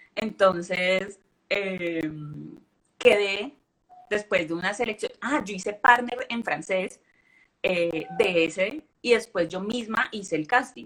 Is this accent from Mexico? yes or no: no; Cali, Valle del Cauca, Colombia; Yo soy de Colombia, pero pues no soy la típica, sí, colombiana